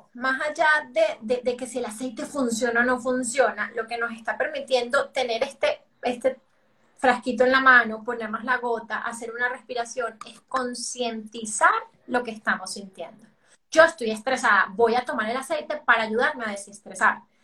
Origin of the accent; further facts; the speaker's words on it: Venezuela; now in Colombia; yo soy venezolana, pero vivo en Colombia